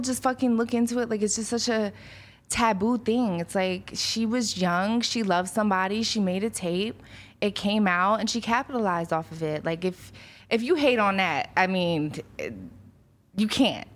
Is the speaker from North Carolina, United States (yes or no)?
no; Philadelphia, Pennsylvania, United States; moved away; I grew up in South Philly